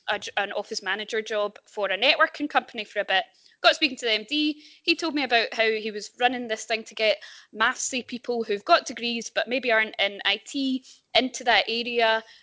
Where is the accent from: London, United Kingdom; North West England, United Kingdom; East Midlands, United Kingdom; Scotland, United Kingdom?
Scotland, United Kingdom; Ayrshire; accent: Glasgow; moved away as an adult; also born or lived in Edinburgh; now in Glasgow, United Kingdom; So I am originally from Ayrshire. So that's west coast of Scotland, for anyone who doesn't know. I then went to uni in Edinburgh, where I studied painting